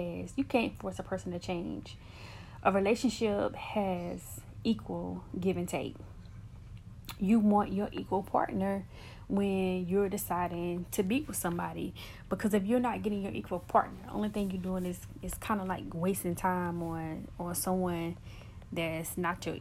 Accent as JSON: {"language": "English", "country": "United States", "said": "I am from the States, so I represent the States"}